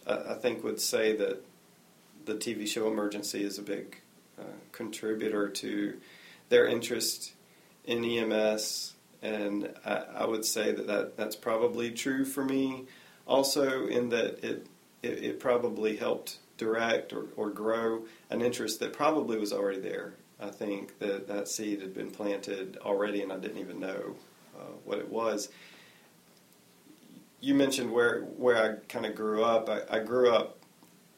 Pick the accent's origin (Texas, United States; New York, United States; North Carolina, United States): North Carolina, United States; Apex; also born or lived in Cary, North Carolina; now in Raleigh, United States; I started growing up in Cary. When I was 10, we moved to Apex, and I now live in Raleigh.